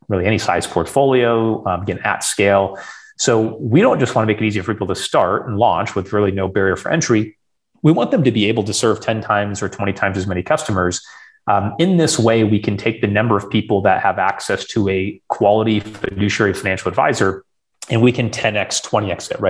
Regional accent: rural Western Michigan, United States; born and raised in Michigan.

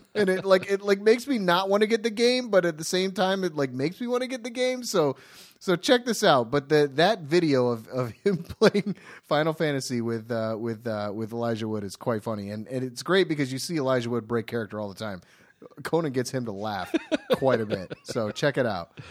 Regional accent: Ohio, United States; now in Los Angeles, United States; I have a, a, a close-knit group of friends that I all grew up with in Ohio

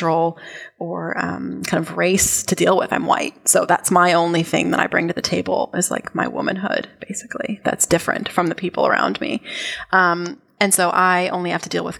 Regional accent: United States; also born or lived in New Zealand; as an American, as an outsider

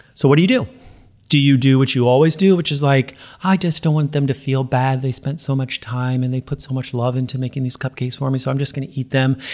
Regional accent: Los Angeles, California, United States; I'm from, you know, L A, Southern California

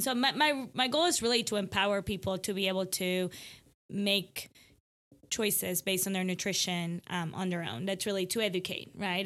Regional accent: Ecuador; now in Allen, TX, United States; I'm from Ecuador

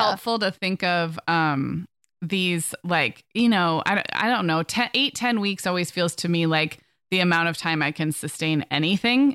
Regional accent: Santa Barbara, California, United States; moved away; also born or lived in Orange County, California; my family and I are moving from Orange County to my hometown of Santa Barbara.

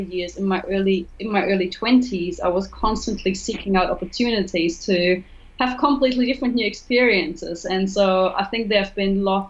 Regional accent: Germany; English is a second language; moved away as an adult; also born or lived in Cuba; I'm originally from Germany. You may have noticed it on the accent

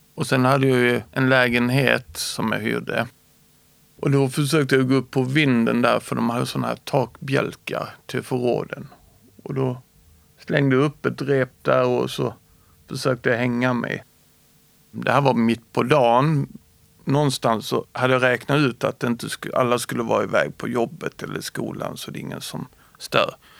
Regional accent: Skåne, Sweden; also born or lived in Småland; Jag är född smålänning och flyttade till Skåne när jag började i tvåan.

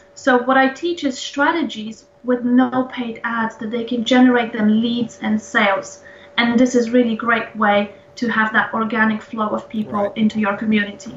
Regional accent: Poland; moved away as an adult; now in London, United Kingdom; I live in London and I moved here back in 2005. I'm originally from Poland

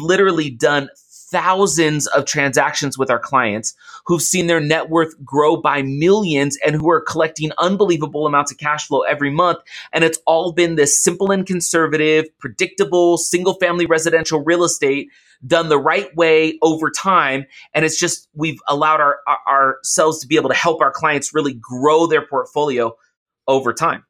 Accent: Oakland, California, United States; So I grew up in Oakland, I grew up in the Bay Area

